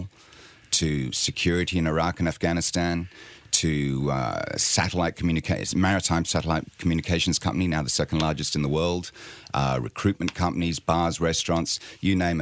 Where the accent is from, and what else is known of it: Sydney, New South Wales, Australia; also born or lived in London; now in Bournemouth, United Kingdom